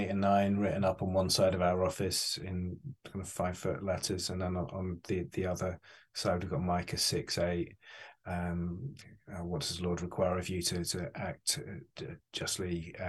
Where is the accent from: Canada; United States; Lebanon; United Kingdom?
United Kingdom; England; I'm British, Darren. I don't know if you picked that up. But I'm English, which means I'm really bad at asking for money.